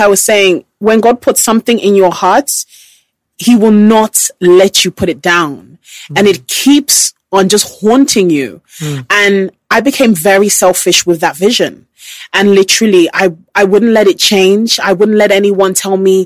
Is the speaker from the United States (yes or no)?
no; United Kingdom; As a British person